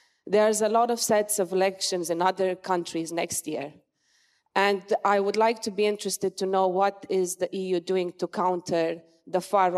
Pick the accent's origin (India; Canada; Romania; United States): Romania; now in United Kingdom; in my home country, in Romania